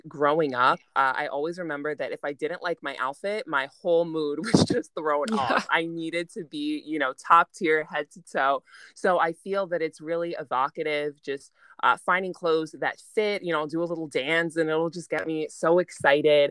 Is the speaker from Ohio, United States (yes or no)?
no; New York, United States; born and raised in New York